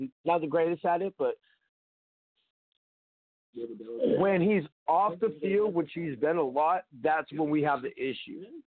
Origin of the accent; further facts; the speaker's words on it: San Jose, California, United States; I'm from San Jose.